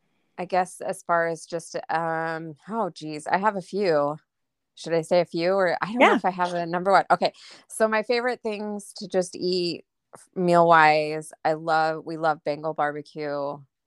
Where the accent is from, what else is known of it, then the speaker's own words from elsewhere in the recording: Atlanta, Georgia, United States; I grew up in Atlanta, so I was pretty close, but we went once.